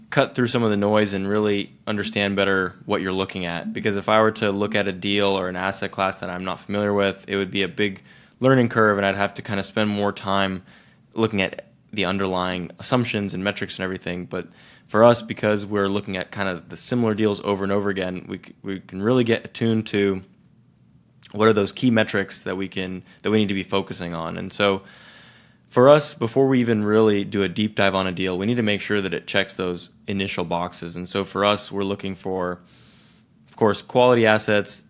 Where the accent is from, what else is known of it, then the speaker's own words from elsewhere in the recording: Silicon Valley, California, United States; growing up in Silicon Valley